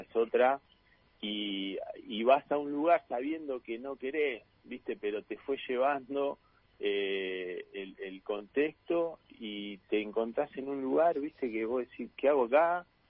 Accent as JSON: {"language": "Spanish", "town": "La Plata", "region": "Buenos Aires Province", "country": "Argentina", "said": "yo soy de La Plata y arranqué casi nueve años tenía cuando arranqué acá"}